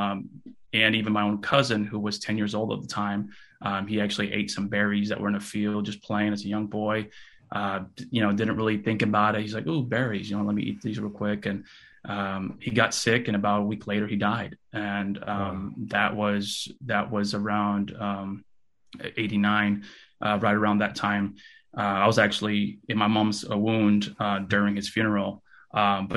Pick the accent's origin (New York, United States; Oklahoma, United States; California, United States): California, United States; Fresno; first language Russian; English is a second language; also born or lived in Kyiv, Ukraine; my family and I, we actually moved to California, United States of California, Fresno, California, in 1989. I was only 3 months old at the time